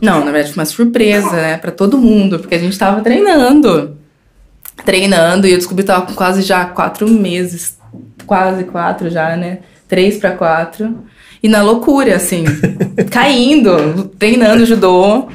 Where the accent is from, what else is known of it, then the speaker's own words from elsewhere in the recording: Paulínia, São Paulo, Brazil; moved away; also born or lived in Franca; eu saí de Paulina